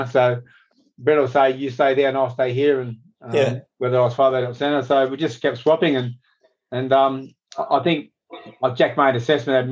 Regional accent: Sydney, New South Wales, Australia; also born or lived in La Perouse / Parramatta / Mount Pritchard; I grew up in La Perouse initially, but Mum and Dad moved us out to Parramatta in the early days

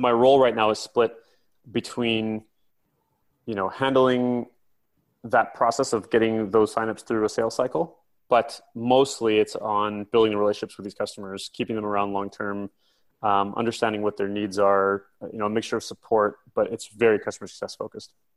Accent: near Silicon Valley, California, United States; also born or lived in Vancouver, Canada; now in London, United Kingdom; I grew up in, in California, I grew up near Silicon Valley, and I then spent the last 10 years in Vancouver, Canada

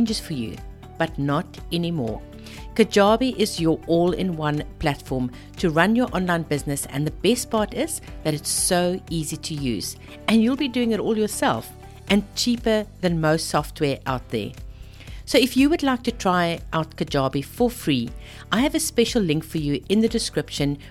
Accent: South Africa; moved away as an adult; also born or lived in Zimbabwe / Australia; now in Australia and South Africa; I'm actually South African born and bred, married to a Zimbabwean

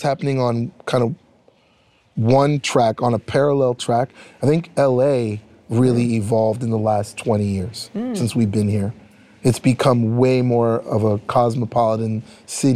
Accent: Ottawa, Ontario, Canada; also born or lived in New York; now in Los Angeles, United States; I grew up in Ottawa, Canada

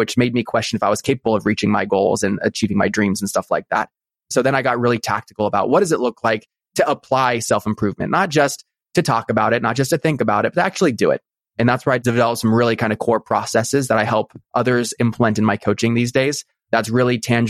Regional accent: Newport Beach, California, United States; born or raised there

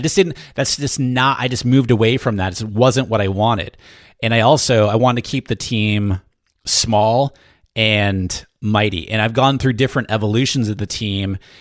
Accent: New Hampshire, United States; I grew up in New Hampshire and my dad, very blue collar family, okay? So very middle class in New Hampshire, small town in New Hampshire.

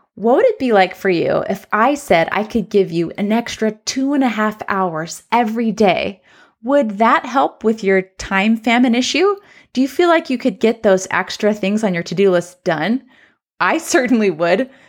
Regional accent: Southern California, United States; now in Central Oregon, United States; I'm from Southern California

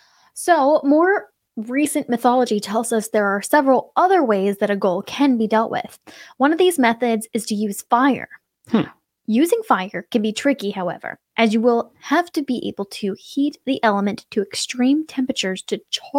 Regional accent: Rajasthan, India; English is a second language; I am an Indian, and in our village is Rajasthan. Now, Rajasthan is a state with deserts, and my village was like a large-scale open land with less vegetation. I was born in the city, but we used to go to the village frequently with my family.

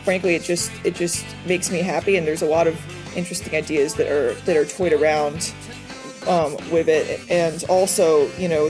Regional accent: San Diego, California, United States; now in Los Angeles, United States; I'm a journalism student who lives in currently in the Los Angeles, California area, although I grew up in San Diego

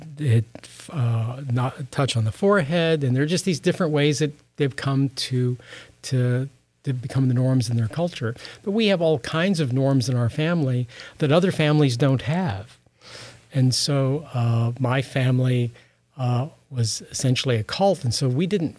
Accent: Midwest, United States; I grew up in the Midwest

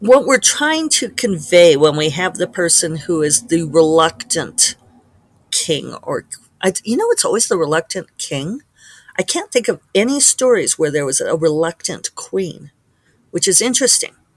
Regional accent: Colorado, United States; Colorado, my home state

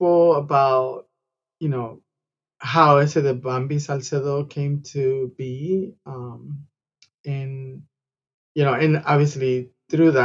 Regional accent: Guadalajara, Jalisco, Mexico; now in Los Angeles, United States; I'm originally from Guadalajara, Mexico. I was born and raised in Guadalajara

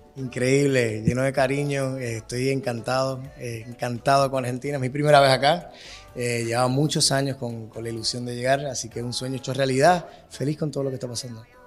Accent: Puerto Rico; moved away; somos dos boricuas que vivimos fuera de la isla

